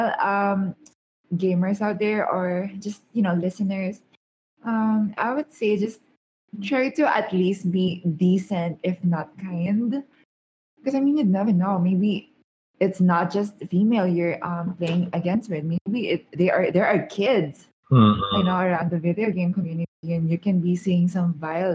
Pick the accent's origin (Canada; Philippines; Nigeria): Philippines; I'm a Filipino